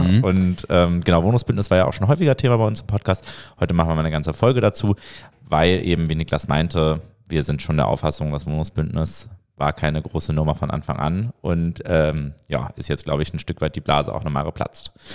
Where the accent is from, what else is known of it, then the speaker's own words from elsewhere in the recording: Hamburg, Germany; now in Berlin, Germany; ich bin ja selber äh, gebürtiger Hamburger